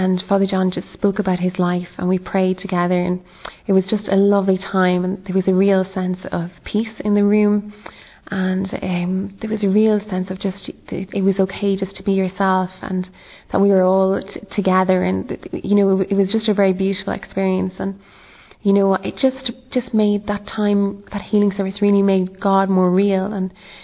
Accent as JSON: {"language": "English", "country": "Ireland", "said": "I'm from Ireland, and I'm 26 years old"}